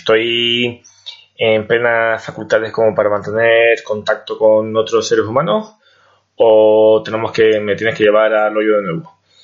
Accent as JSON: {"language": "Spanish", "region": "Canary Islands", "country": "Spain", "also_born_or_lived": "Madrid", "moved": "as an adult", "said": "soy de Canarias y vengo a estudiar una carrera, a estudiar en Madrid"}